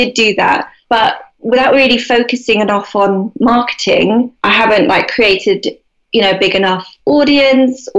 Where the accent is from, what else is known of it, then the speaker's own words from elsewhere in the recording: London, United Kingdom; moved away as an adult; now in Devon, United Kingdom; I grew up in London, so I was living in London. And when I became pregnant with my first son, we decided to move to Devon